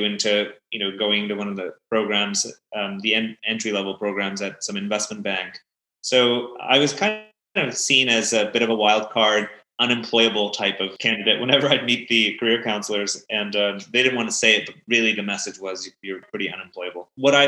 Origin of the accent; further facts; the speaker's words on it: Belgium; also born or lived in Pakistan; I've kind of grown up around the world. I grew up originally in Belgium. My parents are Pakistani, so I've spent some time there. I went to American international schools all of my life.